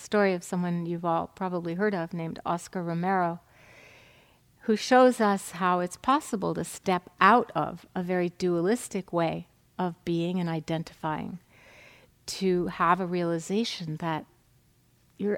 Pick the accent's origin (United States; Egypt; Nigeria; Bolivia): United States; New England; moved away; I'm from New England